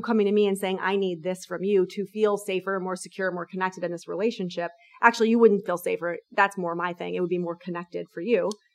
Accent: New York, United States; I'm a New Yorker

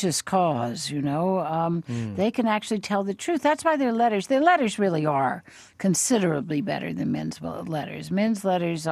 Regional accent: the South, United States; I was raised in the South

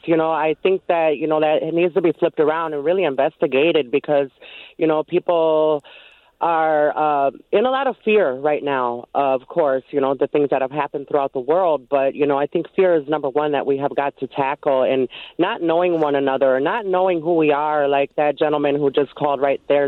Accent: Minneapolis, Minnesota, United States; I'm born and raised in Minneapolis.

